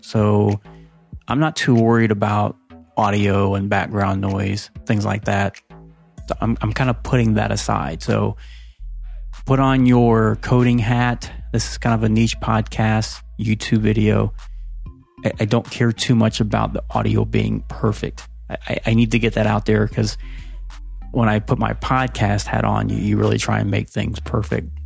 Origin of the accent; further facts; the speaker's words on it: Ohio, United States; I grew up in Ohio.